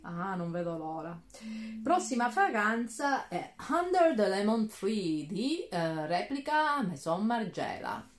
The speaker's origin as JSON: {"language": "Italian", "region": "Calabria", "country": "Italy", "moved": "yes", "said": "io mi sposto dall'altro lato della Calabria per andare nella parte dello Ionio Reggino"}